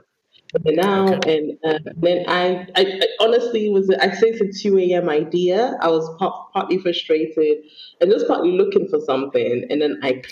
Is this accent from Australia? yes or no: no; Sierra Leone; I'm not Ghanaian, I'm Leonean